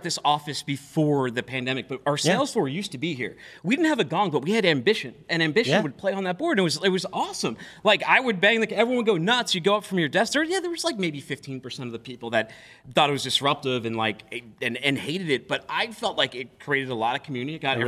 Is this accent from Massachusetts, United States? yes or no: yes; Boston, Massachusetts, United States; Someone out of Boston, my hometown